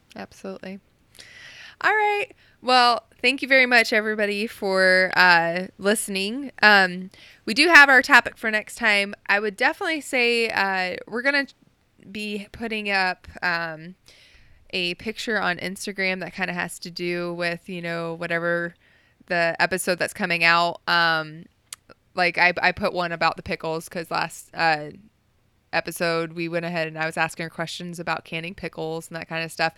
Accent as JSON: {"language": "English", "region": "Ohio", "country": "United States", "tie": "born or raised there", "also_born_or_lived": "Oklahoma / Texas", "said": "just growing up and living in Ohio, well, I was born in Oklahoma, but, you know, most of my life living in Ohio"}